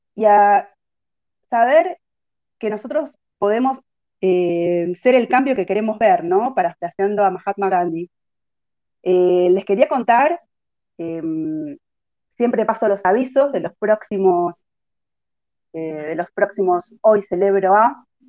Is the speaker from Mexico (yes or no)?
no; Argentina; nuestro país una cultura contra el desarrollo